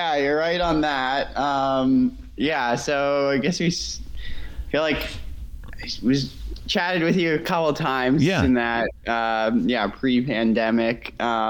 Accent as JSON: {"language": "English", "town": "Needham", "region": "Massachusetts", "country": "United States", "lives_now": "Bar Harbor, United States", "said": "So I'm from Needham, Mass, outside of Boston. Currently I'm in Bar Harbor in Maine."}